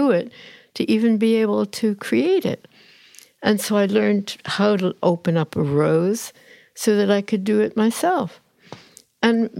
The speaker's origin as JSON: {"language": "English", "country": "United States", "moved": "as an adult", "lives_now": "United Kingdom", "said": "I feel American."}